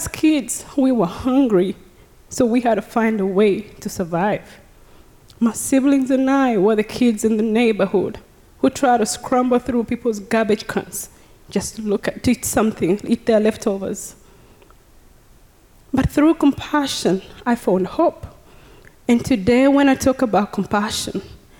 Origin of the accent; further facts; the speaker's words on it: Uganda; now in Texas, United States; I was born and raised in Uganda